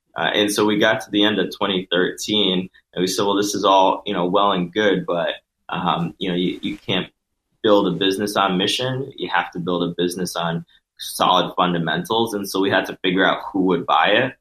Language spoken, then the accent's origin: English; Connecticut, United States; I'm originally from Connecticut